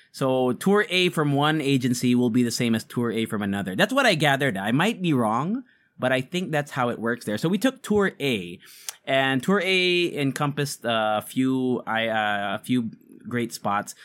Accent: Philippines; we're Filipino podcasters

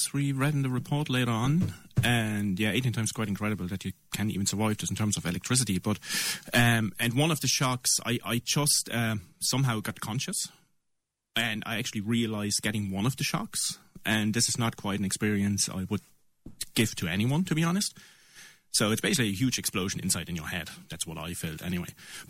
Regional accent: East Germany, Germany; English is a second language; My background is German, I'm from East Germany, so that wasn't really the stent technology back then

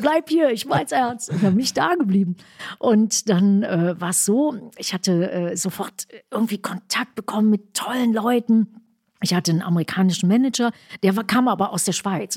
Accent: West Germany, Germany; first language German

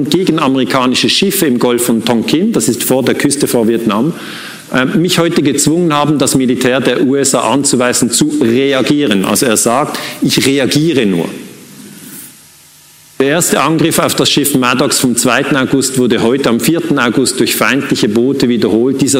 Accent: Switzerland; Muss ich als Schweizer sagen, ist mir völlig egal.

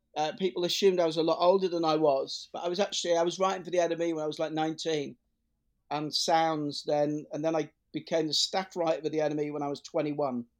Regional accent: Leeds, Yorkshire and the Humber, United Kingdom; I grew up in Headingley in Leeds

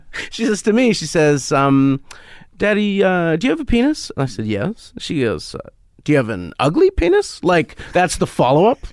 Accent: Canada; as a Canadian

